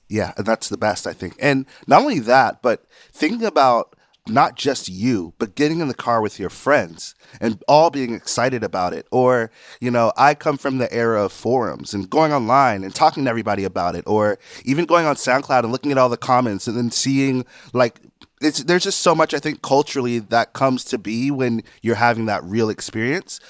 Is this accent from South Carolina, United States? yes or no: yes; South Carolina, United States; I'm from South Carolina